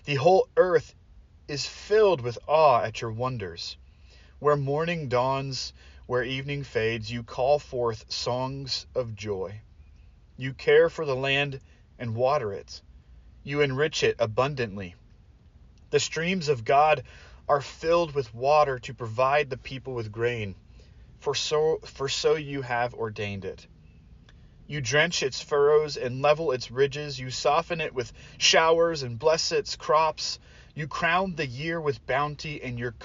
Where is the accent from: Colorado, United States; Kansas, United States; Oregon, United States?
Oregon, United States; Portland; I grew up in Portland, and so we would go along the Columbia River Gorge all the time.